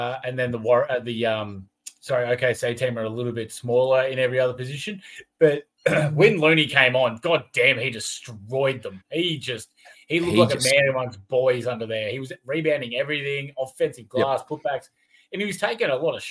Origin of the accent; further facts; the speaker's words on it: Australia; We're Aussie